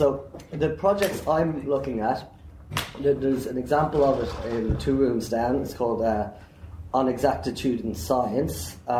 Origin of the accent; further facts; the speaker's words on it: Dublin, Leinster, Ireland; I'm from Dublin in Ireland.